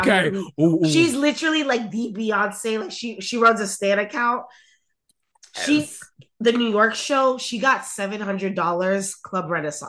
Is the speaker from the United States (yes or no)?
no; Nigeria; as a Nigerian, as an Igbo person, it doesn't mean shit.